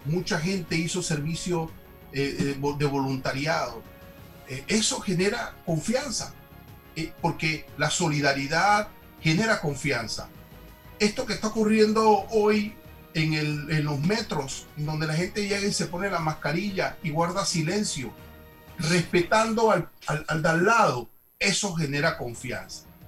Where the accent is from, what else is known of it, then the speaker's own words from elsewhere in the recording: Panama; nos une como panameños